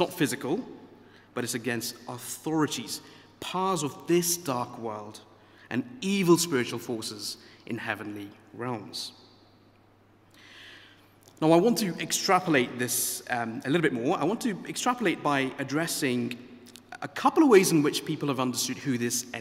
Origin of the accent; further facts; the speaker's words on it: India; moved away; I grew up in India